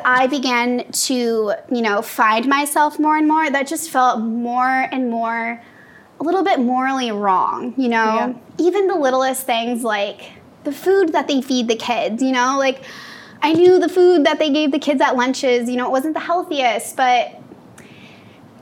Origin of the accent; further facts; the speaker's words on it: Iowa, United States; moved away as an adult; now in California, United States; So I'm from Iowa, so I went to school out there.